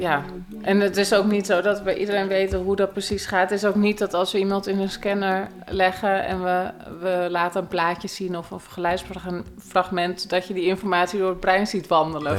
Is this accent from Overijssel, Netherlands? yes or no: no; Bilderdam, South Holland, Netherlands; Ik kom uit het dorpje Bilderdam, wat een grensdorpje is eh, tussen Noord- en Zuid-Holland, vlakbij Aalsmeer.